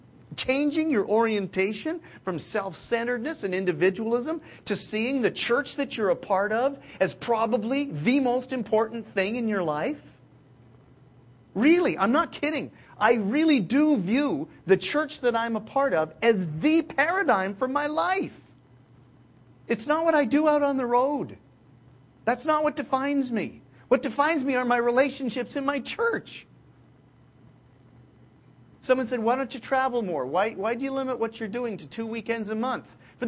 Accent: California, United States; I'm a little cynical, but folks, I'm from Southern California, where we have perfected selfishness.

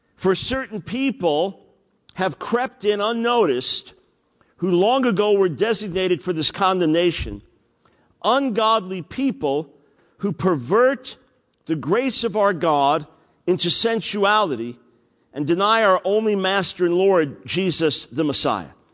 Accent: New York, United States; I'm a New York Jew

